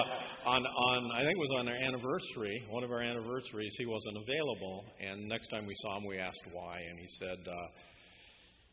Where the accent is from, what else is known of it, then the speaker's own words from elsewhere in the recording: Southern California, United States; I was born and raised right here in Southern California